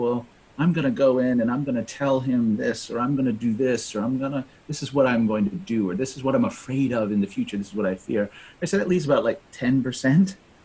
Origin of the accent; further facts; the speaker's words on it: New England, United States; born and raised in New England, right? Sort of lived in New England all my life